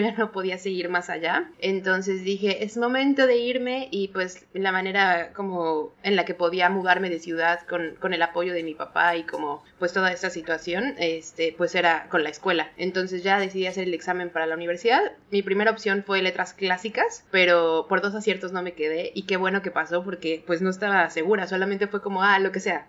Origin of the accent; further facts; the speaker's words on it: Mexico City, Mexico; moved away; yo también soy de la Ciudad de México